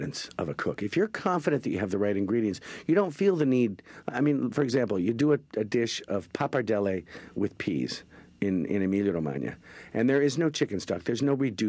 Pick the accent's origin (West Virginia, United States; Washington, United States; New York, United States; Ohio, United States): Washington, United States; also born or lived in suburbs outside Seattle, Washington; I grew up in Washington State, both Eastern and Western Washington State